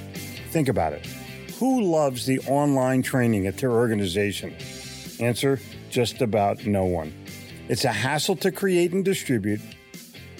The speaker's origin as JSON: {"language": "English", "town": "Philadelphia", "region": "Pennsylvania", "country": "United States", "tie": "born or raised there", "also_born_or_lived": "New York City", "moved": "yes", "lives_now": "Charlotte, United States", "said": "I grew up in Philadelphia, sold in New York City, but was smart enough to move to Charlotte, North Carolina"}